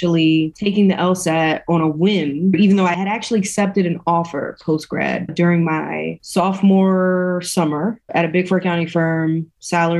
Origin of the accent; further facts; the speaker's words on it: New York City, New York, United States; I am originally from East New York, Brooklyn, born and raised